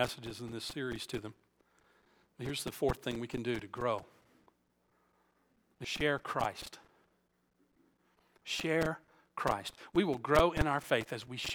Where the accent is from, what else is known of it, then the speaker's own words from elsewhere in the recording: Alabama, United States; moved away; I was born and raised in Alabama